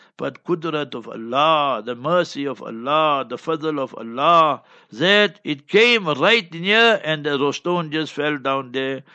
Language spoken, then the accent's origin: English; Johannesburg, Gauteng, South Africa; We come from Johannesburg and surroundings